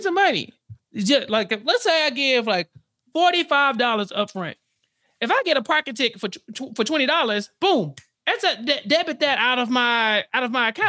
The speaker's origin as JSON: {"language": "English", "region": "Texas", "country": "United States", "said": "As a Texan"}